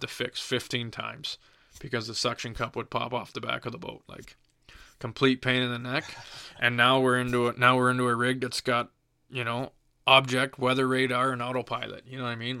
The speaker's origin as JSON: {"language": "English", "town": "Dorchester", "region": "Ontario", "country": "Canada", "tie": "born or raised there", "said": "I'm born and raised in Dorchester, Ontario."}